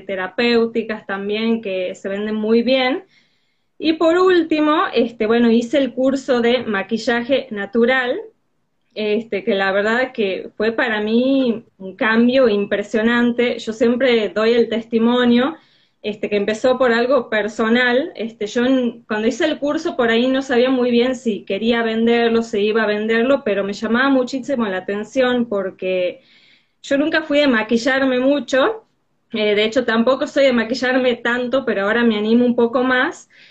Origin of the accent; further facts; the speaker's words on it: Tucumán, Argentina; soy de Tucumán.